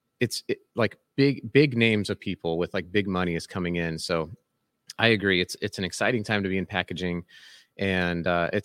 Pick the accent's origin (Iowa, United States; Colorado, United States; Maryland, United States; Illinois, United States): Colorado, United States; now in Salt Lake City, United States; And I live in Salt Lake City, mm-hmm. and I grew up in Colorado